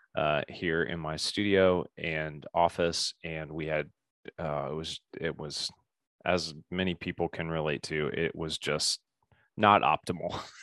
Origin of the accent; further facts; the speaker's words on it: Indianapolis, Indiana, United States; also born or lived in Bloomington, Indiana / Colorado; Spent most of my time in Indianapolis, grew up in the same